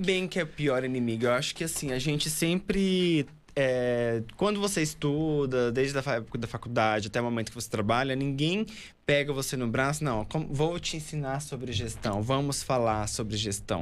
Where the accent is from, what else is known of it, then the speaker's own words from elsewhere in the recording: Pará, Brazil; also born or lived in Mato Grosso; now in São Paulo, Brazil; sou natural do Pará, né? Morei há muito tempo no Mato Grosso